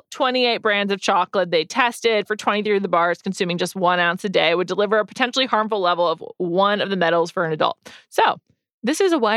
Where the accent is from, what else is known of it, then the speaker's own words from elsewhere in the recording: United States; I'm American.